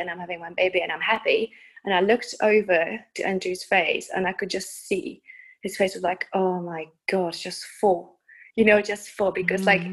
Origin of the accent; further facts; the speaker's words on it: Czechia; also born or lived in United Kingdom; now in Prague, Czech Republic; I was born in the Czech Republic and then I spent um, about 20 years in the UK.